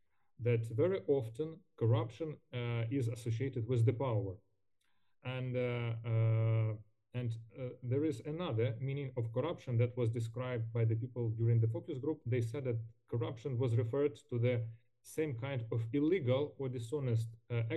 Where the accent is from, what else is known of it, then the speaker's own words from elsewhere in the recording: Ukraine; English is a second language; our country, by our people